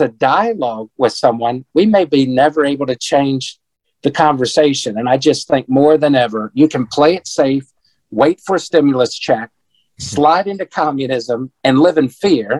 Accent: Washington, District of Columbia, United States; born there; now in Prince George's County area, United States; I live 9 miles from Andrews Air Force Base, home of Air Force One. I was born on Capitol Hill, I still live 15 minutes from Washington, D.C. on my street.

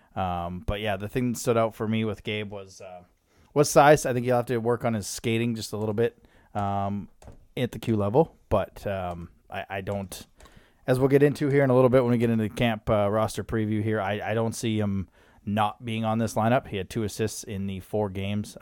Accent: Lethbridge, Alberta, Canada; moved away; they were in my hometown. Well, kind of, Lethbridge.

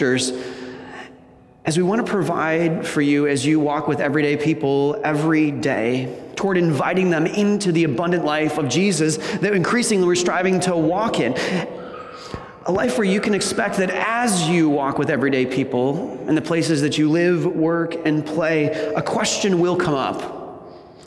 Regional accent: Wisconsin, United States; moved away as an adult; now in Michigan, United States; I grew up in Wisconsin.

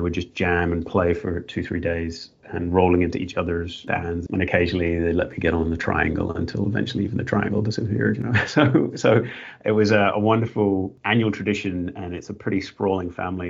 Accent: Northern Ireland, United Kingdom; now in Australia; I was growing up in Northern Ireland

